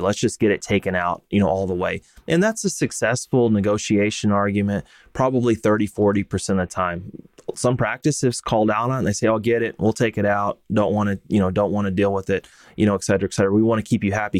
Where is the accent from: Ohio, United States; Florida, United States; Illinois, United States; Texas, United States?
Texas, United States; I grew up and practiced in Texas